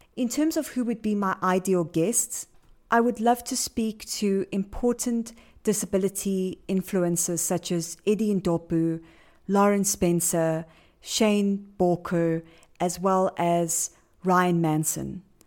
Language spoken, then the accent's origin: English; Johannesburg, Gauteng, South Africa; I am from Johannesburg, South Africa.